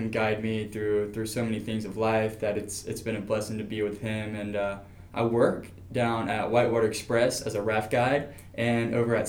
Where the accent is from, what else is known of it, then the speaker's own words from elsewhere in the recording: Columbus, Georgia, United States; I'm 20 years old, and I was born and raised in Columbus, Georgia, and I really do love it here.